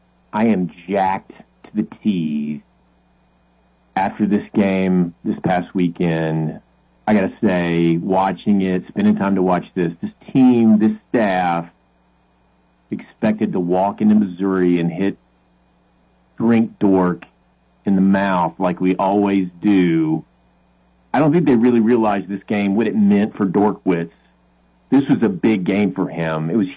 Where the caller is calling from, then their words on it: London, United Kingdom; Yeah, this is …. I'm actually calling from London.